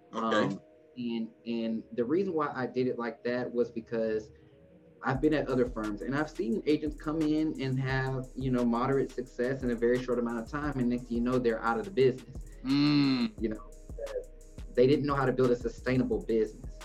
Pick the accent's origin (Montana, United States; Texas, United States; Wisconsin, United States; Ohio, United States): Texas, United States; Houston; now in Dallas, United States; I was born in Houston